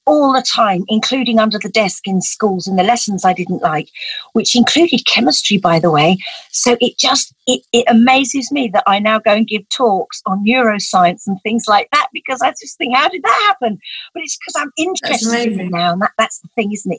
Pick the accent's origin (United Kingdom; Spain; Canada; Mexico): United Kingdom; Essex, East of England; I grew up in Essex, that's where I was born